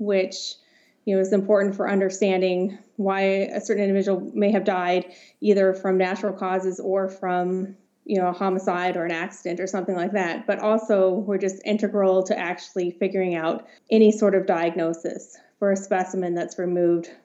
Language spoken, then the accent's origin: English; Los Alamos, New Mexico, United States; moved away; I grew up in Los Alamos, New Mexico